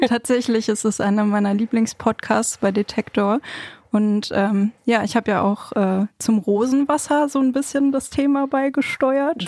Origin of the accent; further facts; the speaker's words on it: Bochum, North Rhine-Westphalia, Germany; Ich bin ja in Bochum groß geworden